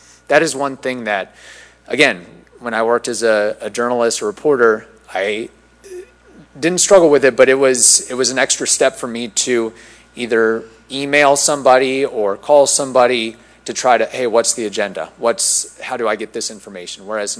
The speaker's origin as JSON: {"language": "English", "region": "New Jersey", "country": "United States", "tie": "born there", "also_born_or_lived": "Indiana", "lives_now": "Zephyrhills, United States", "said": "I was born in New Jersey, lived in Indiana, moved to Florida like so many other people have done."}